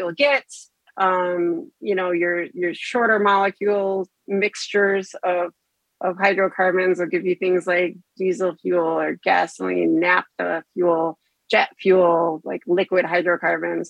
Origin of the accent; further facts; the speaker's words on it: just north of Ann Arbor, Michigan, United States; moved away as an adult; also born or lived in Chicago / Texas; I was born and raised in Michigan, just north of Ann Arbor. I spent my entire childhood here